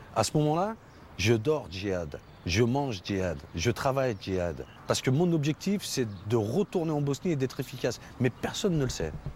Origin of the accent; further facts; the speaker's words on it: Villefontaine, Auvergne-Rhône-Alpes, France; C'est le quartier où j'ai grandi, les Oursons, à Villefontaine